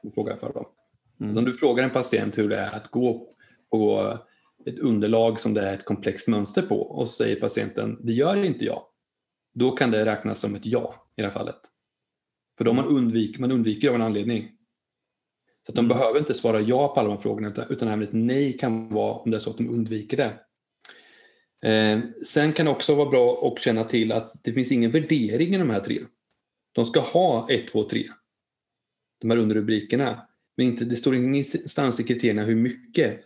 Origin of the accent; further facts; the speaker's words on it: Linköping, Östergötland, Sweden; där jag kommer ifrån, från Linköping, där har vi ett stort eh, eh, köpcenter